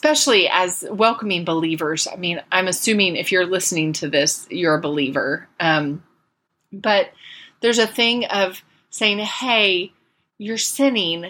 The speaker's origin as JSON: {"language": "English", "region": "Central Florida", "country": "United States", "tie": "born or raised there", "said": "I grew up in Florida."}